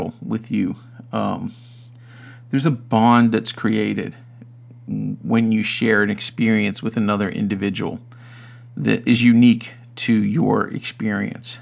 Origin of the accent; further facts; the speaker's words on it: United States; as an American